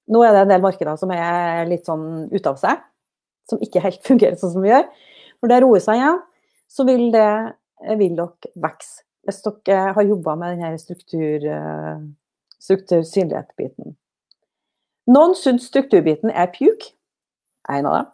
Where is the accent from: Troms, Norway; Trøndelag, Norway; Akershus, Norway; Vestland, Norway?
Trøndelag, Norway; Snåsa; å komme tilbake til heimplassen min til Snåsa